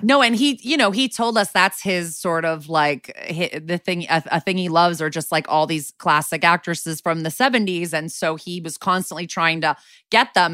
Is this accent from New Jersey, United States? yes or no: no; Connecticut, United States; moved away as an adult; also born or lived in New York City; now in Los Angeles, United States; I've been in L A for six years after eleven in New York City and then growing up in Connecticut